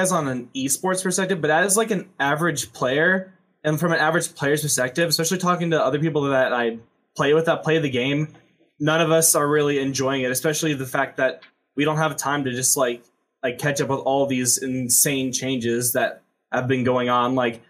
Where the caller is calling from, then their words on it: Troy, Illinois, United States; I'm calling from Troy, Illinois.